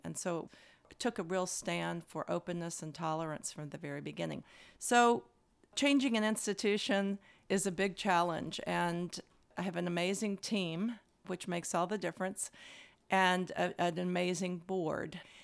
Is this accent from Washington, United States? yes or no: no; Louisville, Kentucky, United States; I grew up in Louisville, Kentucky.